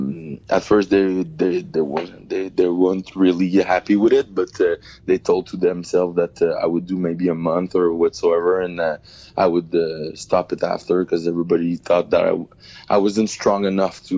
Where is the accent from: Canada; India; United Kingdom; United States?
Canada; Saint-Hubert, Quebec; I'm from a little suburbs of Montreal. It's called Saint-Hubert. I've been born and raised. I still live there.